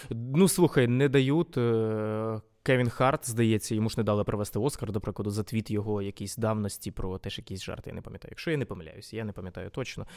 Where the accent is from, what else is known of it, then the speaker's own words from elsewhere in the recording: Vinnytsia, Vinnytsia Oblast, Ukraine; first language Ukrainian; я якби був спочатку україномовним взагалі за за програмним налаштуванням. Ось е, у Вінницьким